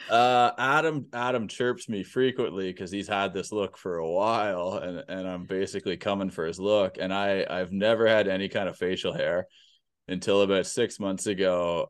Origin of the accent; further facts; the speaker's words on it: Peterborough, Ontario, Canada; also born or lived in Hamilton; Peterborough is my, is my hometown. This is where I was born and raised